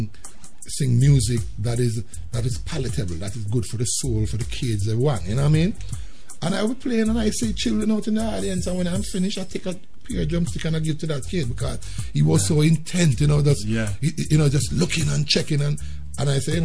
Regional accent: Jamaica; moved away as an adult; now in United States; growing up in Jamaica

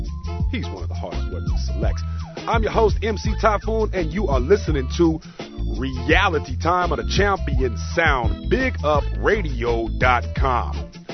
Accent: Oakland, California, United States; we do this out of Oakland, California, our home base, my hometown, Oakland, California. No other city like it in the world.

